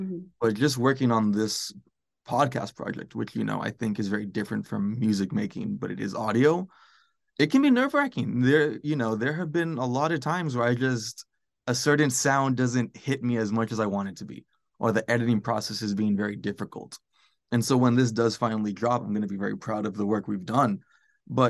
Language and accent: English; United States; moved away as an adult; also born or lived in California / Texas / Portland, Oregon; I grew up in California and Texas